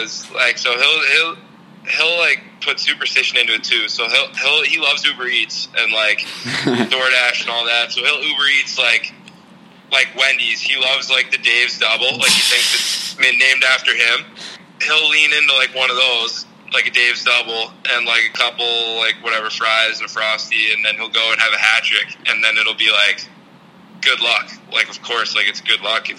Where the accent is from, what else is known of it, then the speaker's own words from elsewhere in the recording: Long Island, New York, United States; growing up in Long Island